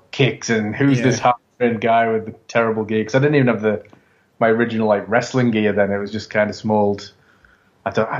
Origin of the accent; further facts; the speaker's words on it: England, United Kingdom; I'm English